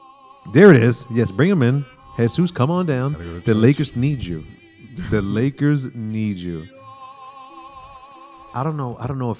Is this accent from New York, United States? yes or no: yes; New York City, New York, United States; now in Los Angeles, United States; yes, I'm a New York guy who lives in LA.